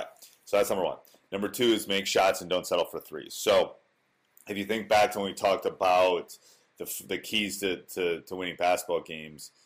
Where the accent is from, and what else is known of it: Wisconsin, United States; born or raised there